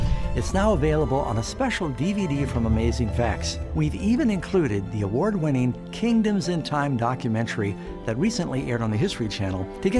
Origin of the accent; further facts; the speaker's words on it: New York City, New York, United States; I grew up mostly in New York City. I was sent to many different boarding schools.